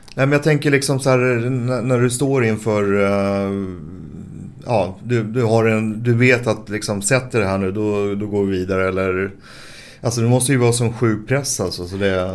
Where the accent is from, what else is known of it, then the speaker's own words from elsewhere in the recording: Stockholm, Stockholm County, Sweden; also born or lived in Stureby; uppvuxen till en början på Söder och sen så flyttade vi till Stureby som ligger efter Globen ungefär